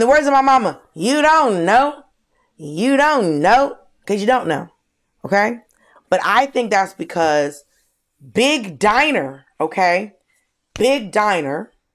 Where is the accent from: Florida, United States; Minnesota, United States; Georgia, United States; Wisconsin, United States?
Georgia, United States; I grew up in Georgia